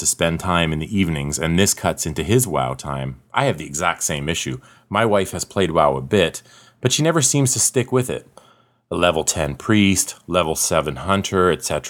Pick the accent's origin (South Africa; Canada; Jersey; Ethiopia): Canada; accent: northern; I'm Canadian and you just aren't used to my smooth and silky northern accent.